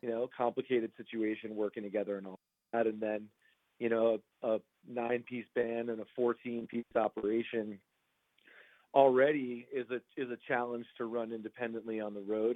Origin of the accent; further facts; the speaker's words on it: Roslyn, New York, United States; now in Los Angeles, United States; I'm from uh, Long Island, New York originally, but I live out here in uh, Los Angeles now.